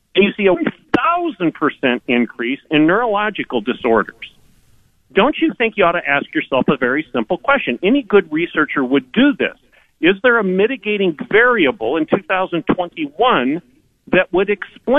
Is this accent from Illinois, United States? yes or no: no; Michigan, United States; now in Oklahoma, United States; I'm from Michigan